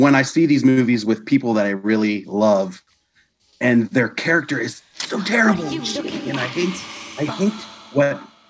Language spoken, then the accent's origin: English; Cumberland, Maryland, United States; now in Woodland Hills, United States; I was born in Cumberland, Maryland